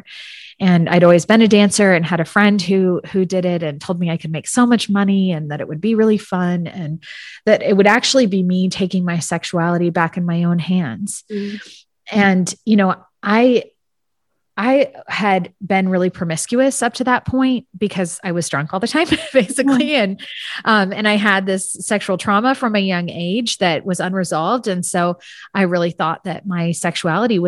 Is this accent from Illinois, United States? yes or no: no; San Francisco Bay Area, California, United States; I grew up in the San Francisco Bay Area